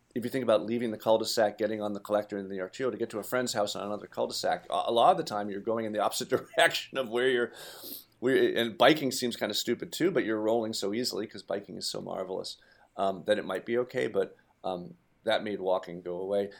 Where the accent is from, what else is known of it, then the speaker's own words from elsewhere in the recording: Brookline, Massachusetts, United States; my hometown of Brookline